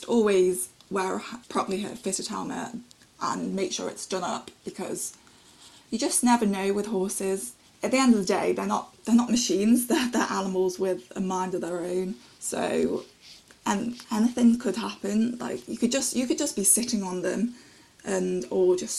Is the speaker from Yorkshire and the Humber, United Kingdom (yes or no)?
no; Stoke-on-Trent, West Midlands, United Kingdom; I'm 23 and I'm from Stoke-on-Trent in Staffordshire.